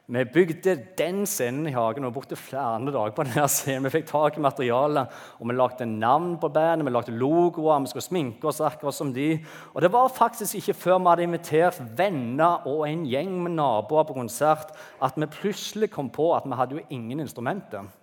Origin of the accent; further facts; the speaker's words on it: Bryne, Rogaland, Norway; also born or lived in Bergen; jeg er født i Bergen, Gikk på barneskolen på Bryne.